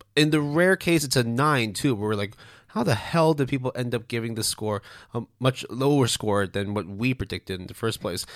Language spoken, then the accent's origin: English; Canada; first language Cantonese; English is a second language; I was born in Canada, but because my parents didn't really speak as much English, Cantonese was the main sort